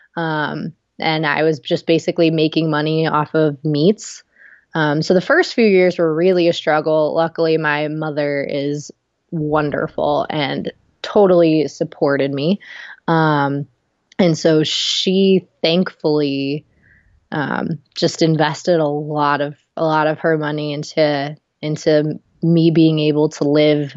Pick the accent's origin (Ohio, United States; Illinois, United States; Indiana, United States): Ohio, United States; moved away as an adult; also born or lived in Knoxville; we grew up together in Ohio